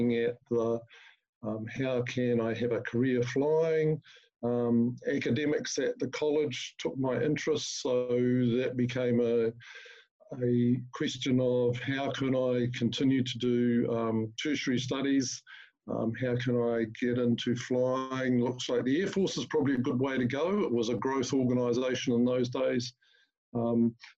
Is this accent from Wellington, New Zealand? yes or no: yes; Masterton, Wellington, New Zealand; I was born in Marston and went to school at Wairarapa College